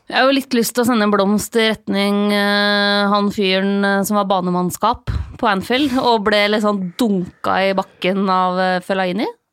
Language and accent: Norwegian; Lillehammer, Innlandet, Norway; moved away; Jeg skal hjem til eh, Lillehammer, eh, der jeg kommer fra